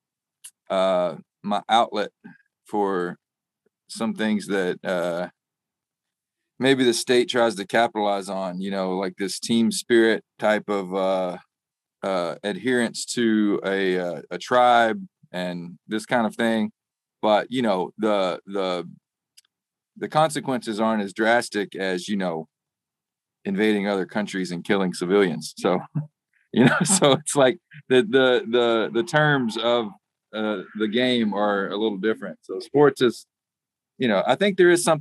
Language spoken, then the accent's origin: English; Arkansas, United States; now in Nashville, United States; I grew up in Arkansas